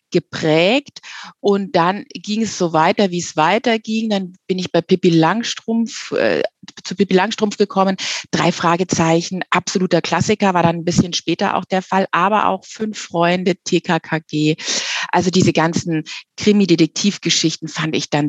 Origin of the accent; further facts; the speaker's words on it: Munich, Bavaria, Germany; wir sind aus München, ja, und was liegt da näher als eine richtig genuin ehrliche äh, Hörspielreihe zu machen über die Kaderschmiede beim FC Bayern.